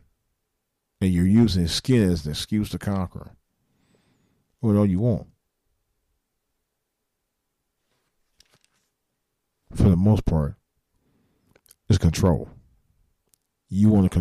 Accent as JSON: {"language": "English", "town": "Cleveland", "region": "Ohio", "country": "United States", "said": "I'm from Cleveland"}